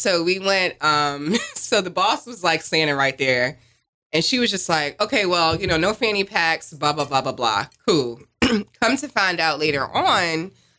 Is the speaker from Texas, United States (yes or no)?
no; East Orange, New Jersey, United States; also born or lived in Newark / Elizabeth; I'm from Jersey, but yeah, listen, I was born in Newark, raised in East Orange.